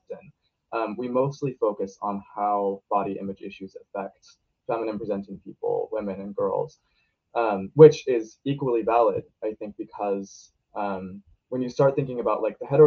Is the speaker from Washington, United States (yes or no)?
no; Portland, Oregon, United States